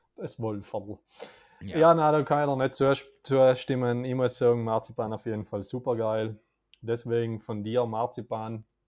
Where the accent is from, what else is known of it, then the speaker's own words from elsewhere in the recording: South Tyrol, Trentino-Alto Adige, Italy; als Südtiroler